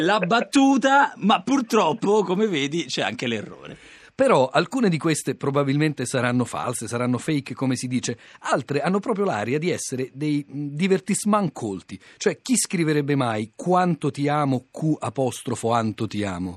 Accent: Rome, Lazio, Italy; accent: romanesco; la mia pronuncia romanesca

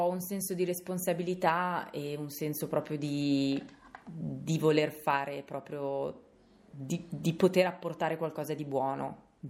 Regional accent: Carrara, Tuscany, Italy; vengo da Carrara.

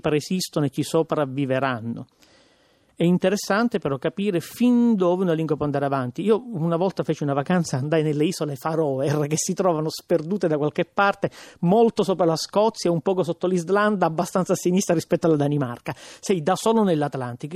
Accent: Palermo, Sicily, Italy; accent: Palermitan; Io penso in palermitano perché in qualche maniera il mio dialetto ha questa forza simbolica

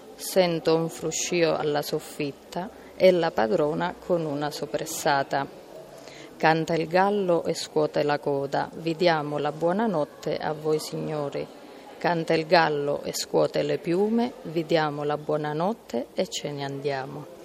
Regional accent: Calabria, Italy; vengo dalla Calabria

